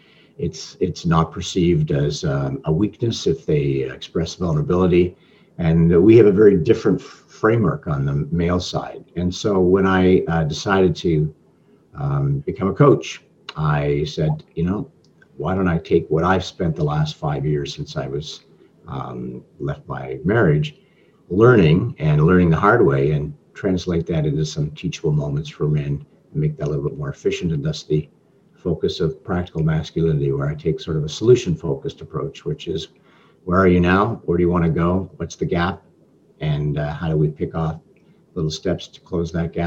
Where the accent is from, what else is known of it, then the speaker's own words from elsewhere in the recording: Toronto, Ontario, Canada; I'm Canadian, I'm from Toronto.